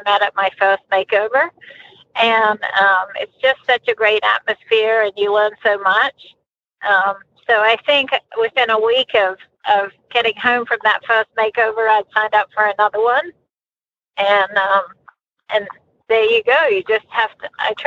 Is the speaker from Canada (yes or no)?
no; Australia; now in United States; I got my first horse before I was one, growing up in Australia.